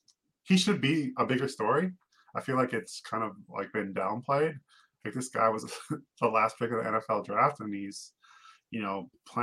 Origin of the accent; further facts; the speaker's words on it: Minnesota, United States; my hometown Gophers, Minnesota.